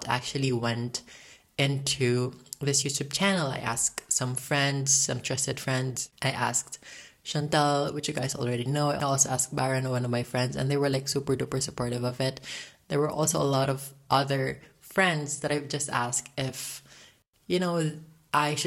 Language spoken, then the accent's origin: English; Philippines; I am currently 18 years old and I am from the Philippines.